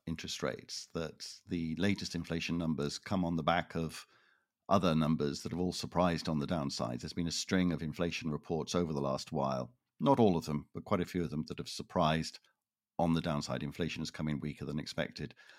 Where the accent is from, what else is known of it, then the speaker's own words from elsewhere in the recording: Toronto, Ontario, Canada; moved away; I am originally from Toronto